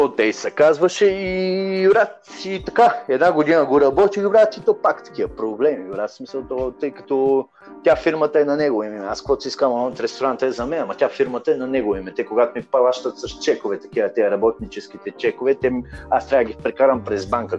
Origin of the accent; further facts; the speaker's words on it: Bulgaria; also born or lived in Lovech / Madrid / Las Rozas; now in Ibiza, Spain; аз съм българин